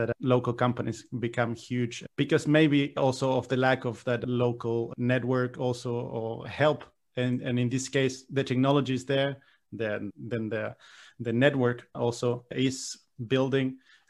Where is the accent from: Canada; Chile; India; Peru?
Chile; I'm born and raised in Latin America, in Chile